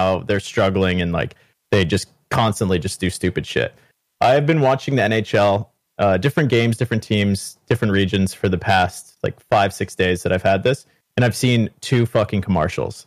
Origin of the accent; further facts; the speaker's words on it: Canada; accent: Canadian; I'm a Canadian.